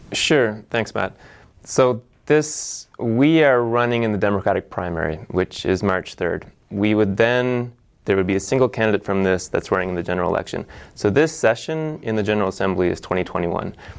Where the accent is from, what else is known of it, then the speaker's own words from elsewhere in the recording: Nova Scotia, Canada; moved away as an adult; now in Asheville, United States; I grew up in Nova Scotia, Canada